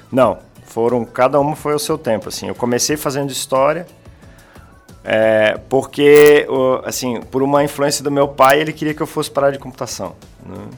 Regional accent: Santa Catarina, Brazil; eu sou daqui da, da região de Santa Catarina, nascido aqui em Santa Catarina.

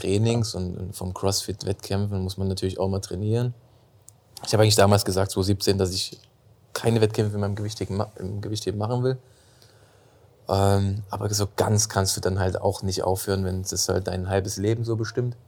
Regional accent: Dresden, Saxony, Germany; moved away as an adult; now in Heidelberg, Germany; bin gebürtig aus Dresden, Landeshauptstadt von Sachsen. Und bin vor zehn Jahren nach Heidelberg gezogen

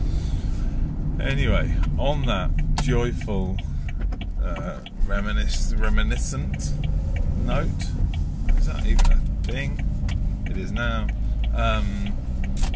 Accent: England, United Kingdom; there's no team where I'm from, but I am from England

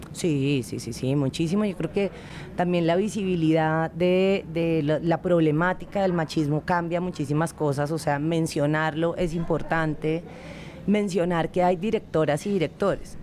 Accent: Colombia; nosotros como colombianos

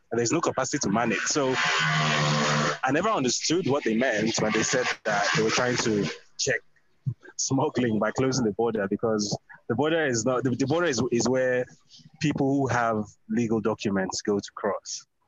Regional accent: Badagry, Lagos, Nigeria; moved away; I come from Badagry

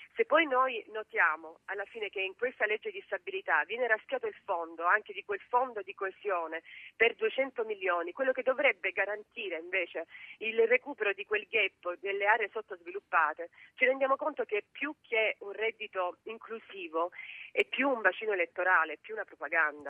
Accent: Apulia, Italy; io che sono pugliese. Attenzione, io sono meridionale

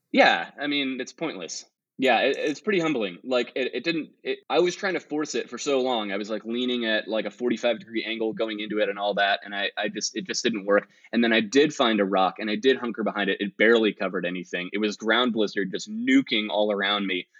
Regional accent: Virginia, United States; now in Los Gatos, United States; I'm a climber from Los Gatos, California, uh, originally from Virginia but I've been in California since 2004

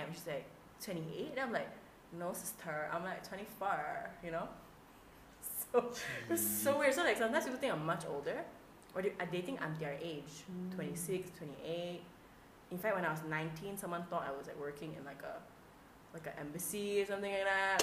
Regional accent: Malaysia

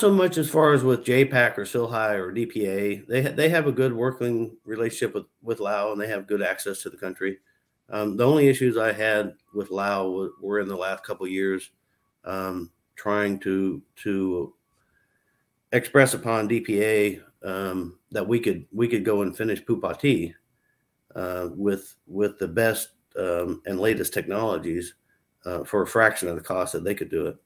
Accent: United States; As an American citizen

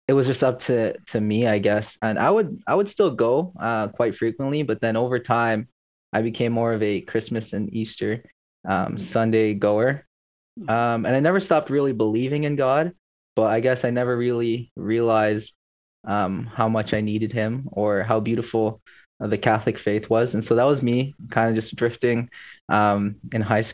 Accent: Toronto, Ontario, Canada; I'm Filipino and I was raised in Scarborough

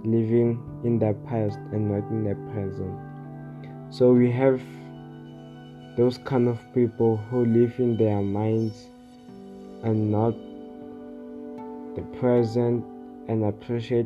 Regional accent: South Africa; I'm from South Africa.

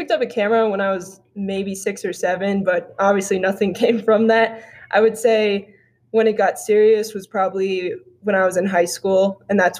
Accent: Phoenix, Arizona, United States; Um, I'm a sophomore here at NAU. I'm from Phoenix, Arizona

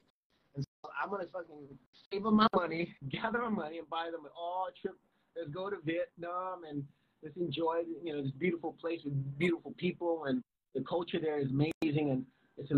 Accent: California, United States; also born or lived in Houston, Texas; I was born in Houston. And then I come over here to California at like early age

